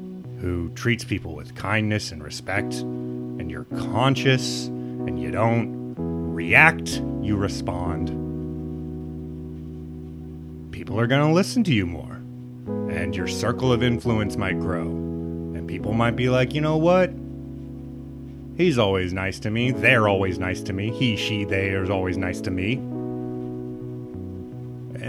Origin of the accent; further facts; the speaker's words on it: Midwest, United States; It is really hard to be a big, weird guy growing up in the Midwest